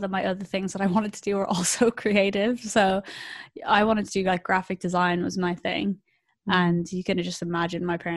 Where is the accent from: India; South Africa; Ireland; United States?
Ireland; now in London, United Kingdom; as an Irish person